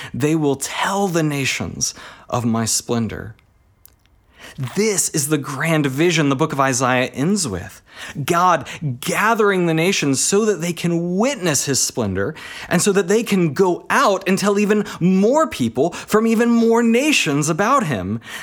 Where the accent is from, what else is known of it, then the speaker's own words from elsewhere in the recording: Texas, United States; moved away as an adult; also born or lived in Alaska / United Kingdom; now in Australia; I have spent most of my time in Texas, and, uh, that's, uh, uh, where I, I kinda did primary school and did uni